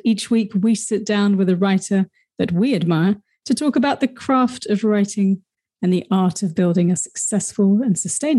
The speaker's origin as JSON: {"language": "English", "region": "Wellington", "country": "New Zealand", "tie": "born or raised there", "said": "My hometown. Right. You wouldn't know it from my accent."}